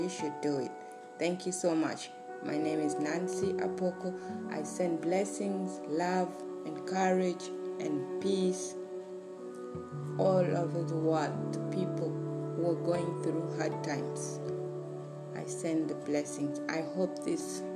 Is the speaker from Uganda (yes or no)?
yes; Uganda; born and raised in Uganda